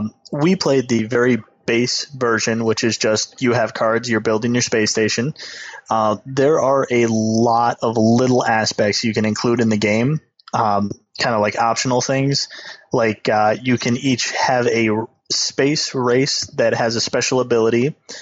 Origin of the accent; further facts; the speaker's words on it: Michigan, United States; I came from Michigan. I can deal.